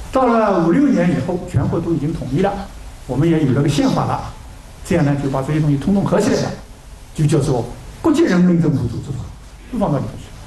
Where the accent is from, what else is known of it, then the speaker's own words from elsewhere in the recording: China; 我们中国人